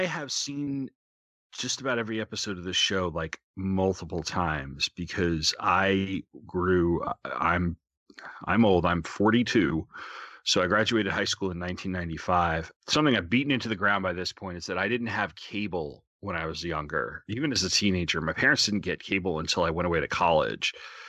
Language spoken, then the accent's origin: English; Long Island, New York, United States; I grew up in New York on Long Island